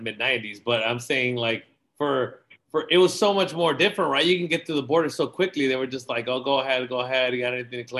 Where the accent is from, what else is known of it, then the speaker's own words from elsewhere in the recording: San Diego, California, United States; growing up in San Diego